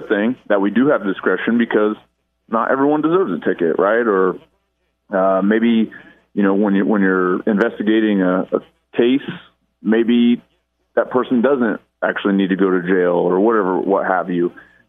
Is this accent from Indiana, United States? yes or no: yes; Lafayette, Indiana, United States; Good old Lafayette.